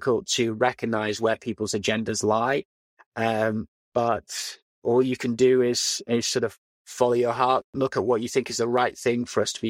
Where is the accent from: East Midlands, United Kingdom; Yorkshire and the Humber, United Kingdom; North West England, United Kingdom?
Yorkshire and the Humber, United Kingdom; Leeds; moved away; I grew up in Leeds, went to school in Leeds, and it was a great upbringing.